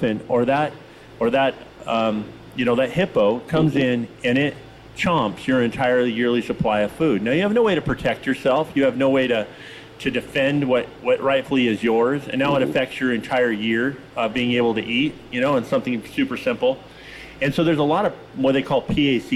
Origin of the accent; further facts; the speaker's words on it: Tillamook, Oregon, United States; I grew up in Tillamook, Oregon